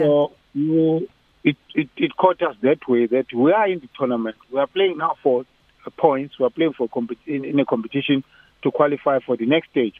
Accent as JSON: {"language": "English", "country": "South Africa"}